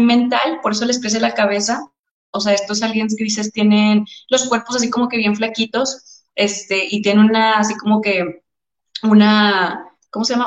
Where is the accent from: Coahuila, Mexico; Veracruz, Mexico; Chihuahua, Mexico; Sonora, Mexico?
Coahuila, Mexico; Torreón; moved away as an adult; also born or lived in Houston; yo soy de Torreón, ¿no? Entonces, cuando me fui a estudiar a la universidad, me fui a Houston.